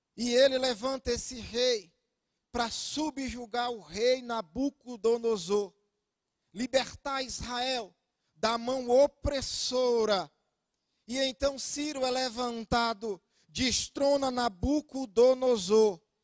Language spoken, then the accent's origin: Portuguese; Itabuna, Bahia, Brazil; now in Ilhéus, Brazil; sou natural de Itabuna, lá na Bahia.